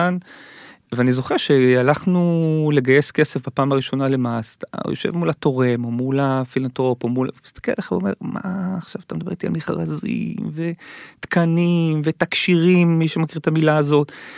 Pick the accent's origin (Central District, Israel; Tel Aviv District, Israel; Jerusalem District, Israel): Tel Aviv District, Israel; Givatayim; כשאני גדלתי בגבעתיים